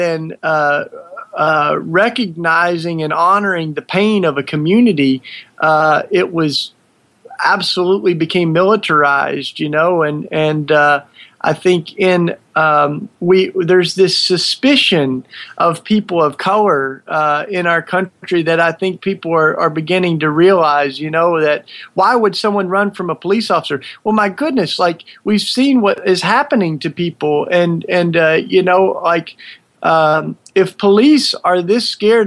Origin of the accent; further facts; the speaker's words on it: Maryville, Tennessee, United States; accent: southern; moved away as an adult; When I grew up in East Tennessee